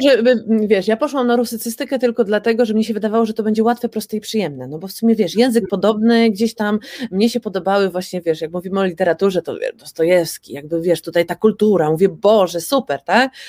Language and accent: Polish; Poland; nam Polakom